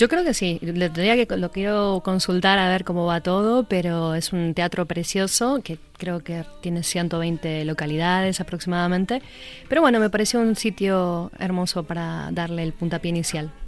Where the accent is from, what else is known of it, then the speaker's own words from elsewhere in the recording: Buenos Aires, Argentina; moved away; also born or lived in Spain; como somos todos los porteños